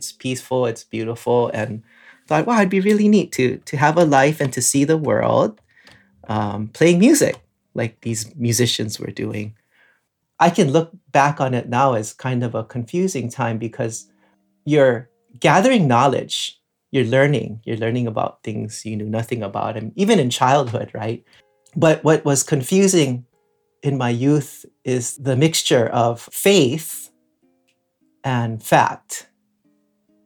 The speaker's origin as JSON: {"language": "English", "region": "Hawaii", "country": "United States", "tie": "born or raised there", "said": "I grew up in Hawaii, and I spent a lot of my time on the water"}